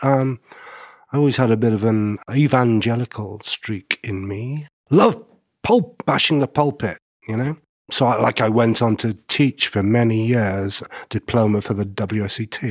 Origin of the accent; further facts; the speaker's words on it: Stockport, North West England, United Kingdom; I grew up in a place called Stockport, which you'll never have heard